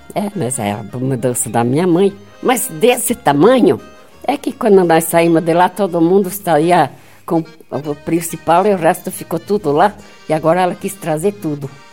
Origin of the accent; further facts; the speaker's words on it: Getúlio Vargas, Rio Grande do Sul, Brazil; moved away; also born or lived in Francisco Beltrão; Rio Grande do Sul, não. Município de Getúlio Vargas